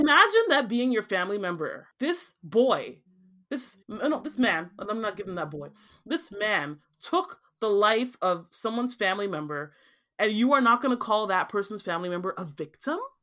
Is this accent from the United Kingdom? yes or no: no; Nigeria; now in Canada; I'm from Nigeria